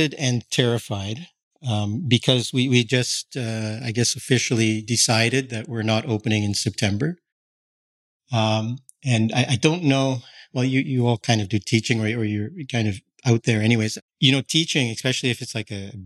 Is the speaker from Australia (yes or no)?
no; Canada; moved away as an adult; also born or lived in Tokyo, Japan / London, United Kingdom; now in Toronto, Canada; I'm Canadian